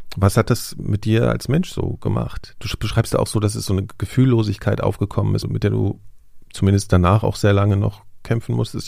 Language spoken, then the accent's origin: German; Germany; im Westen, als ich zur Schule gegangen bin